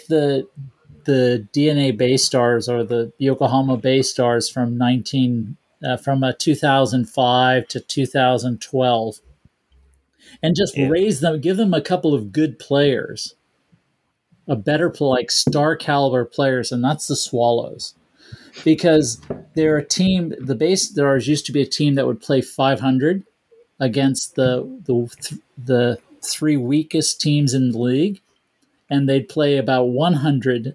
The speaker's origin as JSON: {"language": "English", "region": "California", "country": "United States", "moved": "yes", "lives_now": "Japan", "said": "I'm from California"}